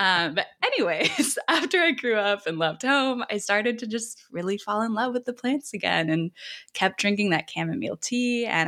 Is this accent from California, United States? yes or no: yes; Northern California, United States; I grew up in Northern California with 2 hippie parents who worked at Whole Foods.